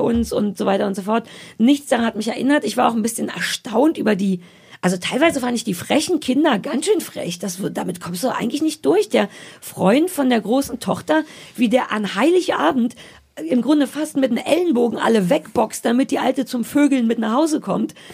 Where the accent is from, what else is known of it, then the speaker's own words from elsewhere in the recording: East Germany, Germany; Ich komme ja aus dem Osten